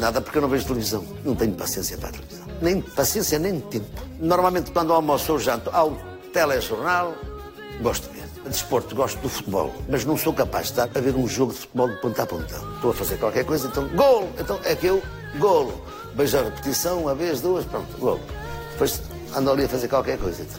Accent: Northern Portugal, Portugal

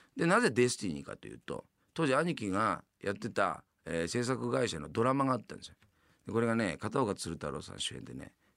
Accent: Yamanashi, Japan; moved away as an adult; now in Tokyo, Japan; 山梨県の出身でございますね。

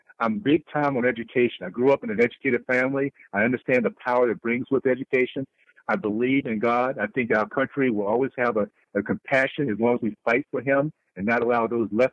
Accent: New York, United States; now in Utah, United States; my initial state of New York

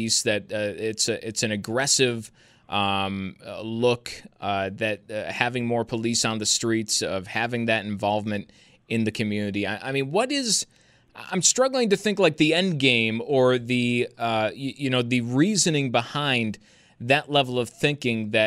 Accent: Amherst, New York, United States; I grew up in Looney Acres most of my life, and that's that part of Amherst

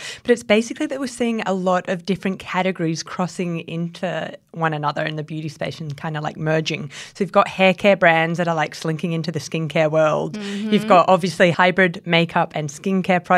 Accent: Australia; we're Australian

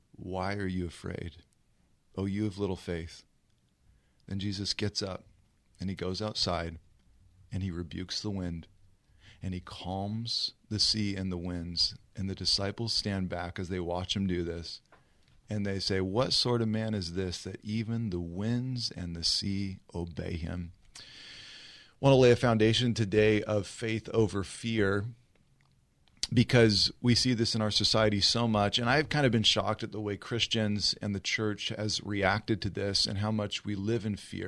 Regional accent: Riverside, California, United States; also born or lived in South Orange County / Los Angeles; Grew up here in Southern California, born and raised in Riverside

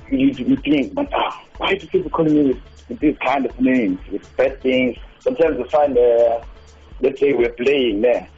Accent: Eastern Cape, South Africa; I was born and raised in the Eastern Cape in the location they called Kubuzi Bay, the town called Montreal.

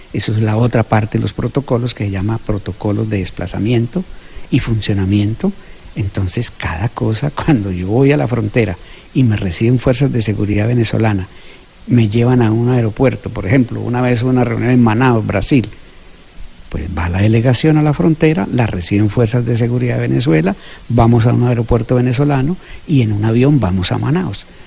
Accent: Colombia; moved away; todos somos colombianos

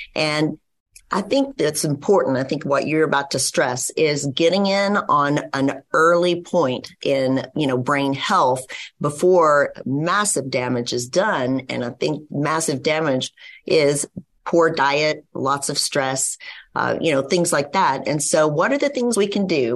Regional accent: West Texas, United States; I grew up in West Texas

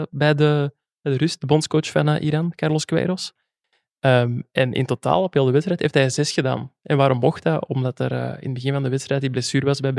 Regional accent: West Flanders, Belgium; accent: coastal dialect; Ja, als West-Vlamingen onder elkaar, altijd plezant.

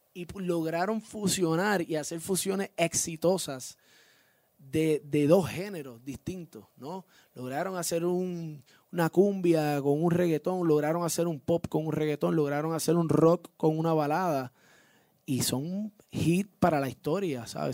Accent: Puerto Rico; vivo, nací y criado en Puerto Rico, orgulloso de ser puertorriqueño

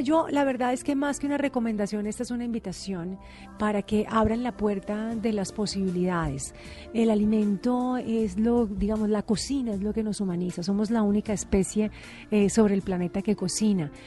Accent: Cali, Valle del Cauca, Colombia; todo el mundo piensa pues que uno es porque es de Cali, uno baila, pero no, no todos bailamos

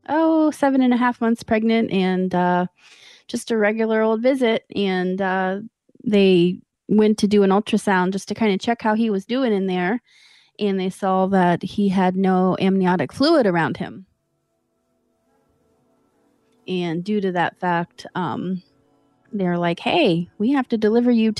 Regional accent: Columbus, Ohio, United States; I'm from Columbus, Ohio, right here in Columbus, Ohio

